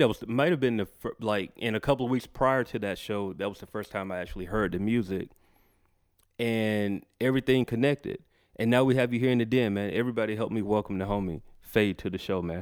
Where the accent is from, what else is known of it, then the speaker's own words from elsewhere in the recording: Macon, Georgia, United States; moved away as an adult; now in Atlanta, United States; I was born in Atlanta, but I was raised in Macon, about an hour away from here.